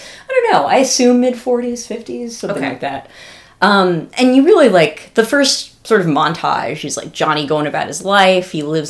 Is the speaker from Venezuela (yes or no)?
no; Northern California, United States; I think both of us are from California. We're from Northern California